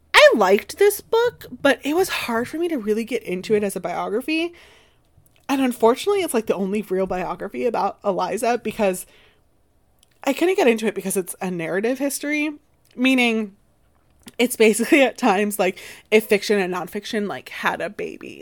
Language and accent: English; Florida, United States; my home state, that festering hell that is Florida